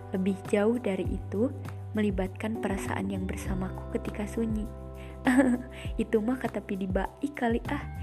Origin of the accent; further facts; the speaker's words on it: Bandung, West Java, Indonesia; Aku berasal dari Bandung, dari kota sejuta cerita katanya.